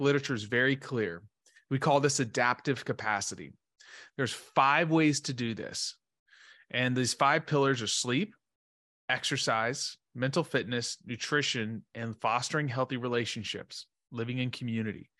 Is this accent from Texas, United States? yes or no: yes; Dallas, Texas, United States; I grew up in Dallas, Texas, uh, great family